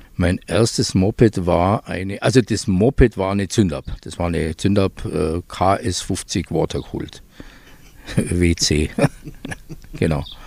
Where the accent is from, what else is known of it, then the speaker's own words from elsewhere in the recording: Füssen, Bavaria, Germany; also born or lived in Eschach; ich bin äh, aufgewachsen in Füssen